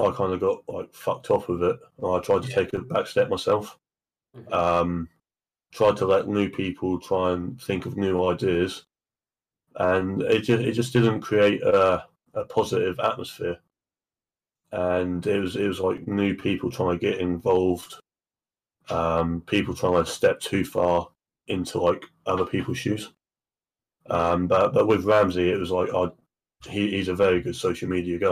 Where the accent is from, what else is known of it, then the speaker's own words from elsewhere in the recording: England, United Kingdom; I'm English